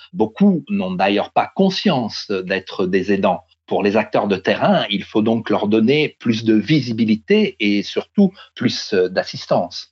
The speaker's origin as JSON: {"language": "French", "country": "France", "said": "chez nous en France"}